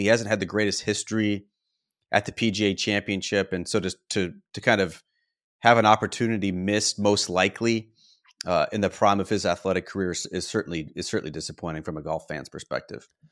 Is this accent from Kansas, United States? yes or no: no; Canandaigua, New York, United States; now in Nocatee, United States; I grew up in Canandaigua, uh, which is one of the Finger Lakes about thirty minutes south of Oak Hill